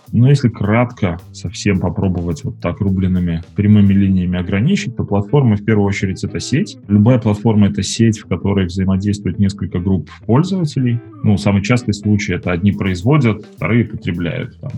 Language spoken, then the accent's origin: Russian; Minsk, Belarus; я из Минска.